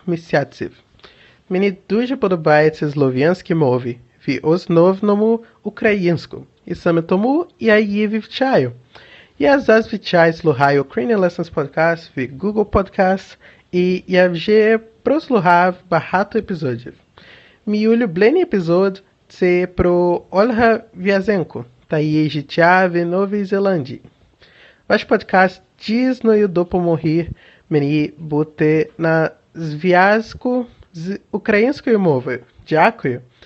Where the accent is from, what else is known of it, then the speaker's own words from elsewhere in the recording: Brazil; Ukrainian is a second language; я бразилець